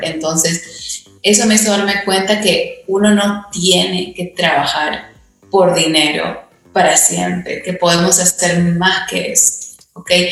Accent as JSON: {"language": "Spanish", "country": "Peru", "tie": "born or raised there", "moved": "yes", "said": "yo tuve el privilegio de ir a un colegio británico en, en, Perú"}